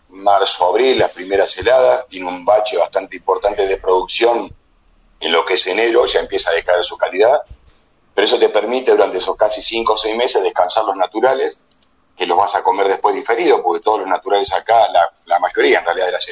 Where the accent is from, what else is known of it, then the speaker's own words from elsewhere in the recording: Argentina; Entonces el porqué del porqué patacón fue porque soy argentino, porque tengo valor, pero no tengo precio